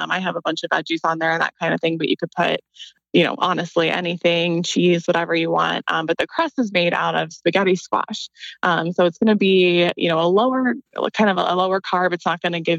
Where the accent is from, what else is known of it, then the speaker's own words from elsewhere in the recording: Columbus, Ohio, United States; I'm from Columbus too